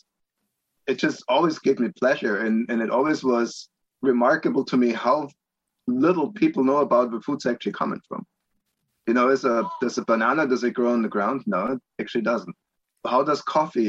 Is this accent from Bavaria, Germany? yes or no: yes; Augsburg, Bavaria, Germany; moved away as an adult; also born or lived in Palm Beach, Florida; now in Monticello, United States; I grew up in Augsburg, Germany, which is about 30 miles west of Munich, so southern Bavaria